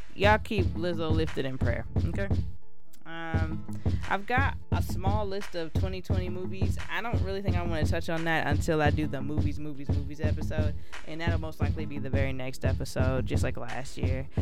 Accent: Columbia, South Carolina, United States; here in my hometown of Columbia, South Carolina

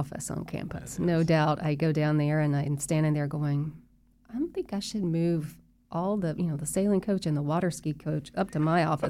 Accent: Winter Park, Florida, United States; when I was growing up in Winter Park, I went to these camps, and now my children are coming to these camps.

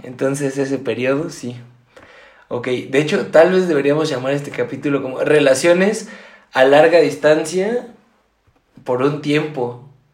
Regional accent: Mexico; yo soy de México

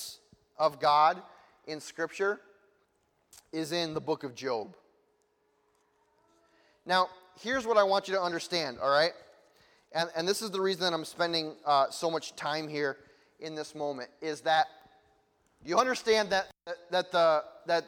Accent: United States; I'm from America

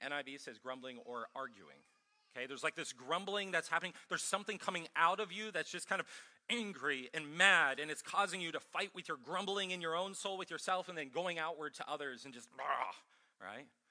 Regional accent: Ohio, United States; also born or lived in Minnesota / California; now in Columbia, United States; I'm from Ohio originally

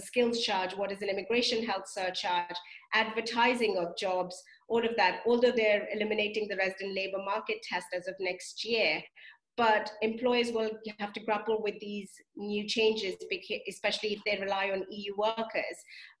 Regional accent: India; moved away as an adult; now in United Kingdom; And me, for example, I came from India to the UK as an international student to study, to, you know, to make something of myself.

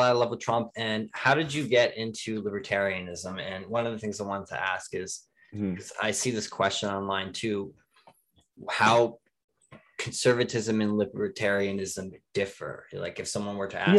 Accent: New Jersey, United States; I'm from New Jersey

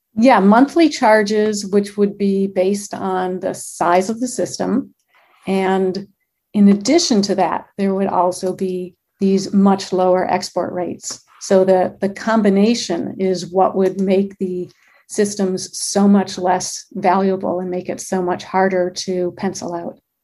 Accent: Michigan, United States; now in Glendale, United States; I'm born and raised in Michigan

